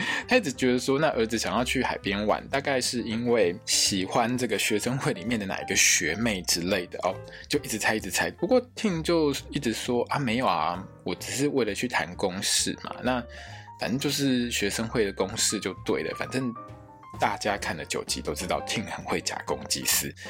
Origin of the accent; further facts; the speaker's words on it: Taiwan; 我们台湾人